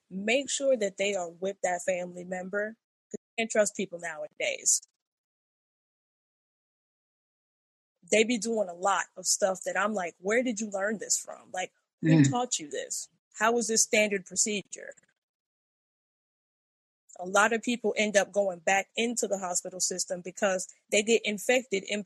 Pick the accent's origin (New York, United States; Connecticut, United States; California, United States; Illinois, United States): New York, United States; New York City; now in Florida, United States; I'm from the Bronx